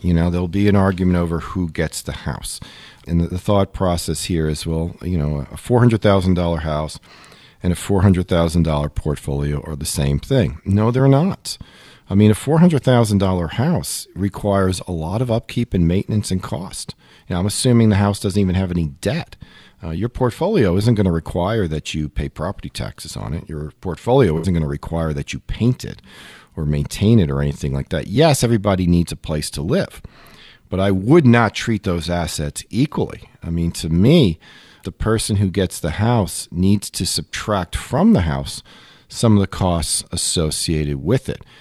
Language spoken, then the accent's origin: English; Long Island, New York, United States; as a kid, I grew up in Long Island